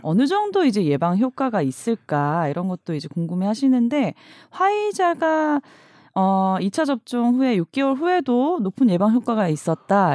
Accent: Busan, South Korea; 제가 부산 출신이라.

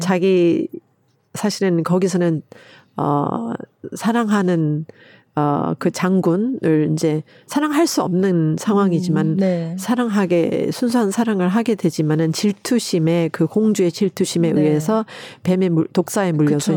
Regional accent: United States; now in South Korea; 미국에서 자랄 때

